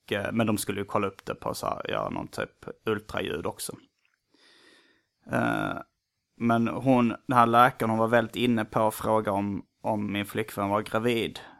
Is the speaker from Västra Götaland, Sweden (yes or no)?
yes; Gothenburg, Västra Götaland, Sweden; Som det heter där jag kommer ifrån. Donuts i USA och i Göteborg. I Göteborg är munkar uh, mums-mums.